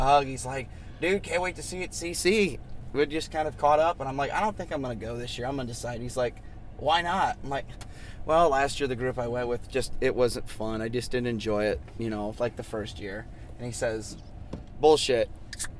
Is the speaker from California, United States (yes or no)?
no; Indiana, United States; I'm from Indiana